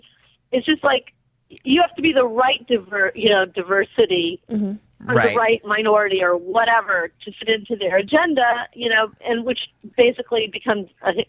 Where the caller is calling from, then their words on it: Sherman Oaks, California, United States; Hi, I'm from Sherman Oaks, California.